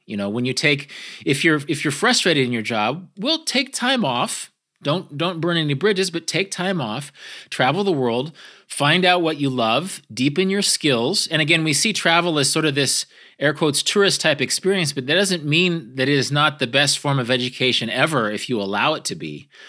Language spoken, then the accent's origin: English; American Great Plains, United States; I'm from, I'm from the American Great Plains